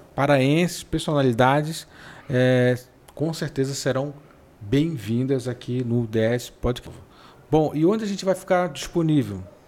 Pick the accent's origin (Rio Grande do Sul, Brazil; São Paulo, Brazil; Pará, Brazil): Pará, Brazil; Mas eu sou paraense. Sim, eu sou paraense. Talvez pela maneira de falar um pouco diferente.